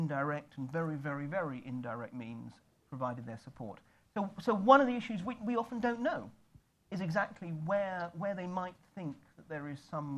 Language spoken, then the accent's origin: English; United Kingdom; I say this as a Brit